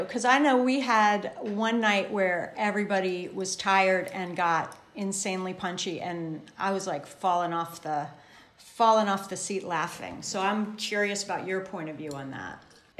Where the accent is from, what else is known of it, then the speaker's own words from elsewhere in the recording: Chesapeake Bay, United States; We're from the Chesapeake Bay and there's lots of crab pots.